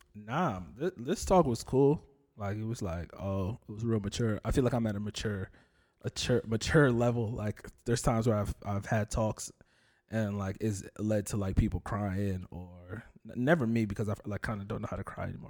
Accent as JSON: {"language": "English", "town": "Union", "country": "United States", "tie": "born or raised there", "said": "I grew up in Union"}